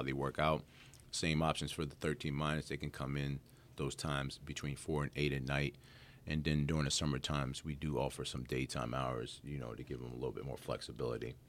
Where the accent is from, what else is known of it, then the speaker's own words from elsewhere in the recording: Hagerstown, Maryland, United States; moved away as an adult; also born or lived in Harrisburg, Pennsylvania; now in Winchester, United States; I'm originally from Harrisburg, Pennsylvania, um, but then I grew up in Hagerstown, Maryland.